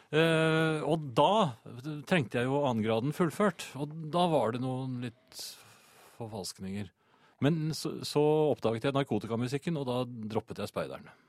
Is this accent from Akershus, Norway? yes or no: yes; Bærum, Akershus, Norway; jeg kommer jo fra, fra Bærum jeg, den gangen.